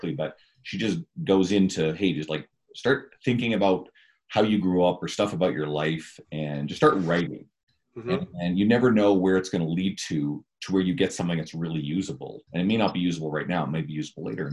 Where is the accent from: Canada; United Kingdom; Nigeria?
Canada; Newfoundland and Labrador; also born or lived in St. John's, Newfoundland; My hometown, when I was, what, 4 till I was 17, then I moved into St. John's, Newfoundland to go to university